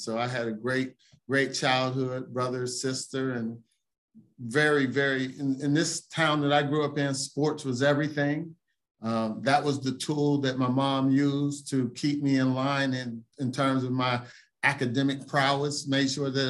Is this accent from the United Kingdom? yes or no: no; Aliquippa, Pennsylvania, United States; moved away as an adult; also born or lived in New York City; because from Aliquippa, I attended a Columbia University in New York. And growing up in Aliquippa